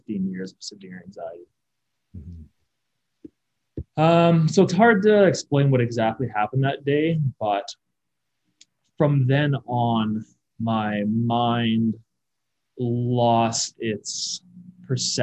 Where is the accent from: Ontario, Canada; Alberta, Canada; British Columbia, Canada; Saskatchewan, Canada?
British Columbia, Canada; Kelowna; I was born and raised in Kelowna